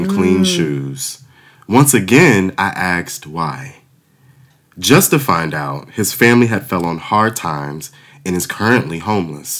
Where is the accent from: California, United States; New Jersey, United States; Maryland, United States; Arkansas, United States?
Maryland, United States; Waldorf; I grew up in Waldorf, Maryland